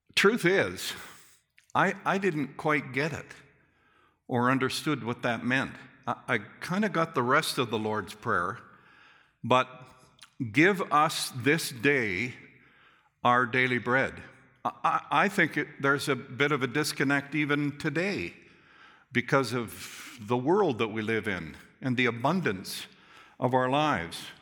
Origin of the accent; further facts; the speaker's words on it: Calgary, Alberta, Canada; I remember as a young boy growing up in Calgary First Church, downtown Calgary